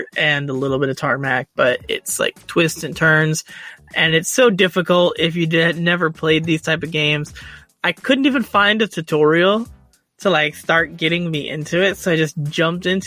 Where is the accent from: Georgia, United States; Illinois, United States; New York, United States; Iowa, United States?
Illinois, United States; Chicago; I'm from Chicago